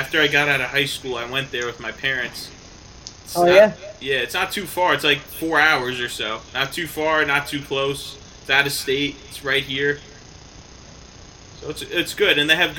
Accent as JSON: {"language": "English", "town": "Staten Island", "region": "New York", "country": "United States", "lives_now": "New Jersey, United States", "said": "We're all from Staten Island, and yet all of us ended up moving to Jersey."}